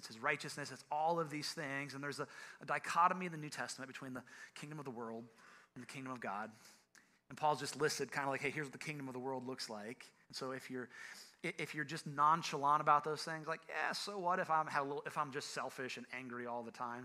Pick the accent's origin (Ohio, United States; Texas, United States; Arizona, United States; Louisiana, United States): Ohio, United States; I'm from Ohio